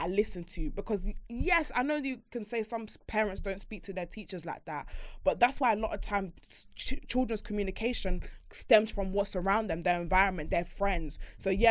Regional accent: Bedford, East of England, United Kingdom; I never had a teacher that spoke like that because I'm coming from Bedford

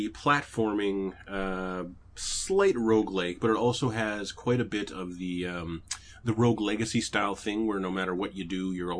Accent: Canada; At least I'm Canadian.

